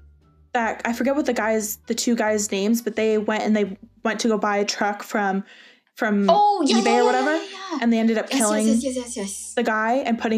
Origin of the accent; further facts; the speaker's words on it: Burlington, Ontario, Canada; my hometown in Burlington. Our hometown in Burlington.